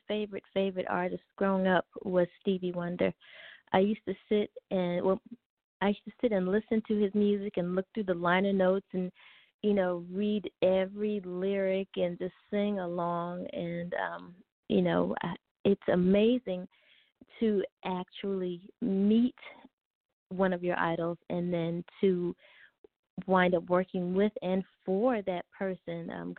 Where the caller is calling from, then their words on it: Los Angeles, California, United States; I'm calling from Porter Ranch, California.